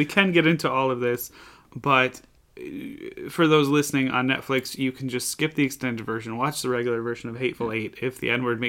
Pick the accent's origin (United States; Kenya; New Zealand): United States; We're American.